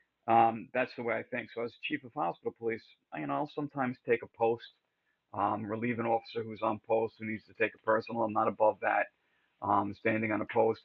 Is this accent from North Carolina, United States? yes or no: no; upstate New York, United States; moved away as an adult; also born or lived in Bronx, New York / Rockaway Beach, New York; I was born in the Bronx, but I spent most of my formative years in upstate New York